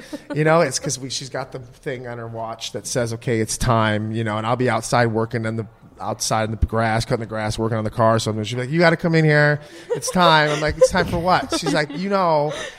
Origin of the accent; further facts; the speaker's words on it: Midwest, United States; But no, I'm from the Midwest. I can't wait to be a dad.